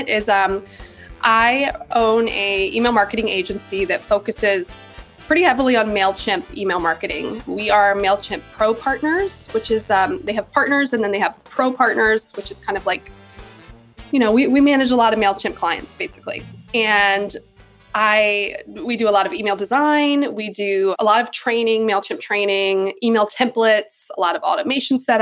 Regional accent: Charlotte, North Carolina, United States; I'm originally from North Carolina in Charlotte, in the States. And I grew up doing theater and musical theater

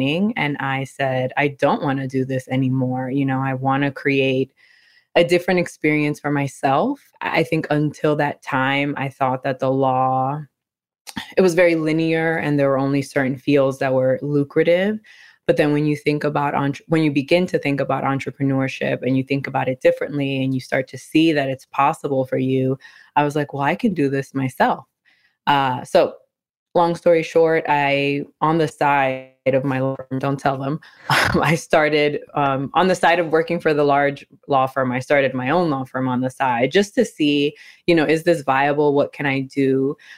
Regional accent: New York City, New York, United States; I'm originally from New York City, born and raised in the Bronx

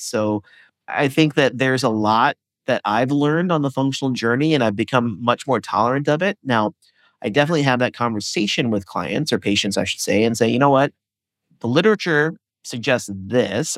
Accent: Indiana, United States; I grew up in Indiana

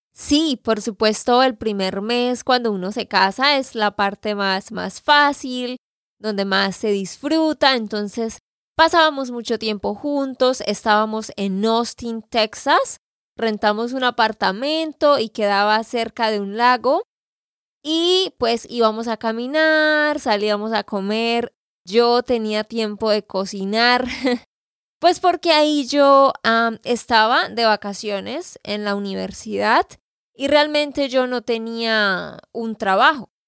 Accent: Santander, Colombia; de Santander, Colombia.

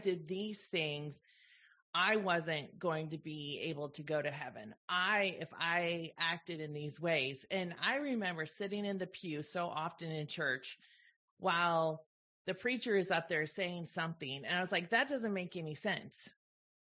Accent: the Bay Area, California, United States; I grew up in the Bay Area

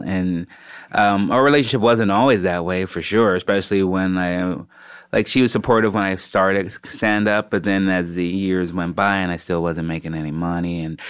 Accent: Chicago, Illinois, United States; growing up in Chicago

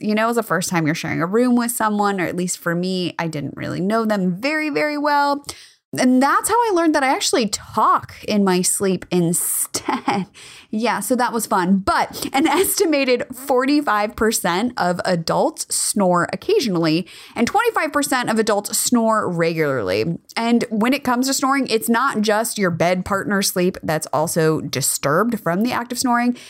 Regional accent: California, United States; I grew up in California.

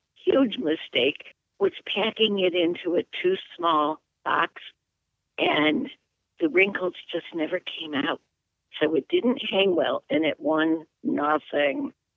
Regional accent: Watertown, New York, United States; also born or lived in Albany, New York / Dominican Republic; now in Western New York, United States; I was raised in Watertown, New York, which is in the Thousand Islands area, right along Lake Ontario and the St. Lawrence River

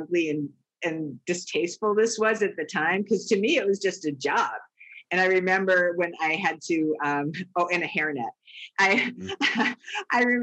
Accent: East Coast, United States; I grew up on the East Coast

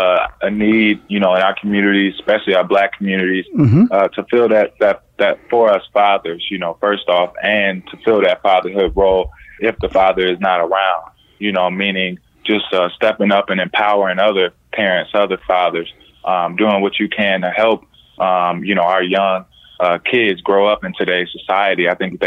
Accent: Indiana, United States; Born and raised in Indiana, yeah.

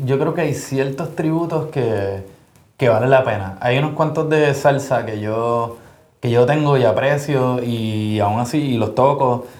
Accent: Puerto Rico; yo soy de Puerto Rico

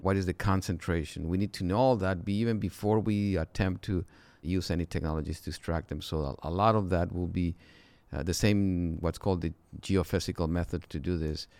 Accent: Mexico; moved away as an adult; I'm originally from Mexico, and, uh, there I went to school

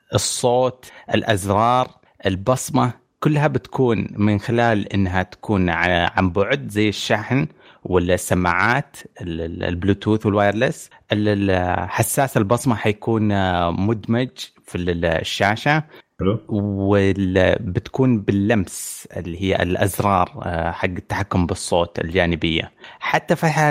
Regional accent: Saudi Arabia; عندنا في السعوديه

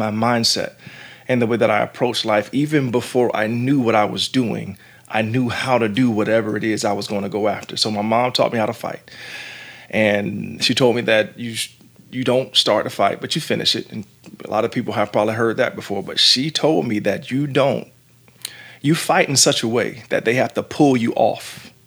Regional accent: Jacksonville, Florida, United States; growing up in the neighborhood that I grew up in Jacksonville, Florida

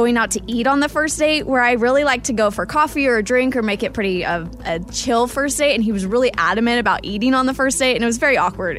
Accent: Wichita, Kansas, United States; 1 out of 10 dates happened in my hometown of Wichita, Kansas.

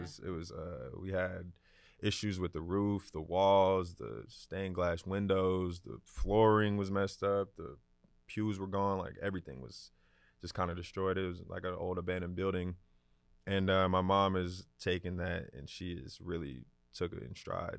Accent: Atlanta, Georgia, United States; Growing up on the west side of Atlanta, my most memorable things that I remember growing up was definitely the Falcons games.

